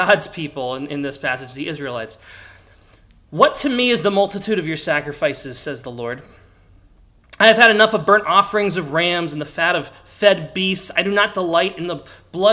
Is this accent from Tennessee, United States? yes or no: no; Pennsylvania, United States; I grew up in Pennsylvania, for crying out loud, a state with more guns than people